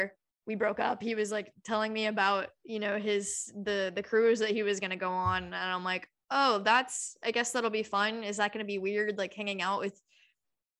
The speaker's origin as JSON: {"language": "English", "region": "Georgia", "country": "United States", "tie": "born or raised there", "said": "we grew up in Georgia"}